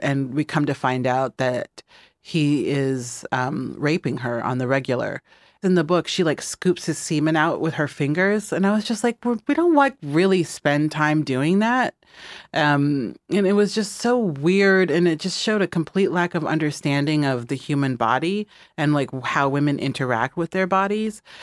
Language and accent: English; Midwest, United States; moved away; I'm from the Midwest, and so when I go back to the Midwest